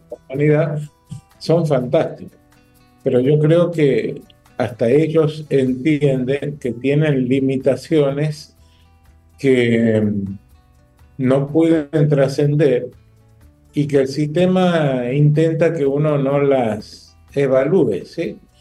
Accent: northern Argentina, Argentina; moved away as an adult; now in Dominican Republic; Yo provengo del norte de Argentina, vivo en este bendito país hace un año y medio fijo

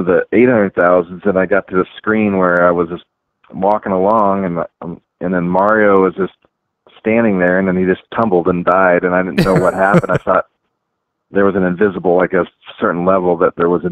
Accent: Bellevue, Washington, United States; I grew up in Bellevue, Washington, suburb of Seattle

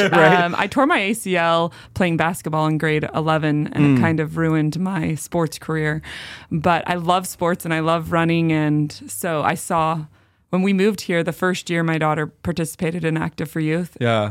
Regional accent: Lethbridge, Alberta, Canada; now in Spokane, United States; So I grew up in Lethbridge, Alberta, Canada.

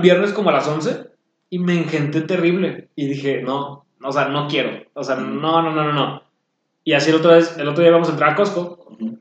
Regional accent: Mexico; nosotros como cultura mexicana

